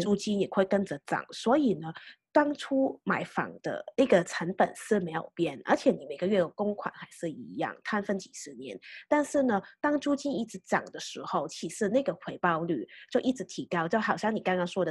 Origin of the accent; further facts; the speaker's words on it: Hong Kong; 对我们香港人来讲，其实还算是一个蛮升迁的，的问题。因为我们香港是从来都没有说，啊，股息利息所得